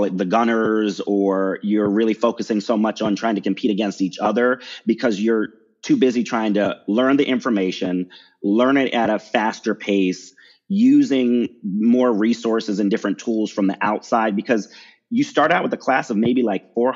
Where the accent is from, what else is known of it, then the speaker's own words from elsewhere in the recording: Baltimore, Maryland, United States; I'm from Maryland, the Maryland, Baltimore area. That's where I grew up.